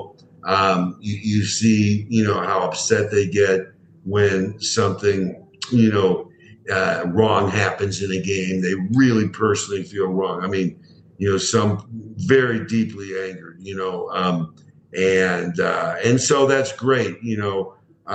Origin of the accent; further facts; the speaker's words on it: Chicago, Illinois, United States; I grew up in Chicago, the Chicago Cubs, Chicago Bears, and all those sorts of things